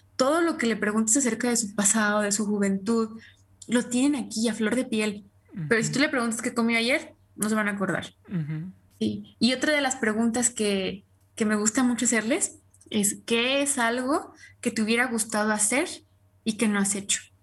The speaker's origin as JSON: {"language": "Spanish", "country": "Mexico", "said": "nosotros que somos mexicanos"}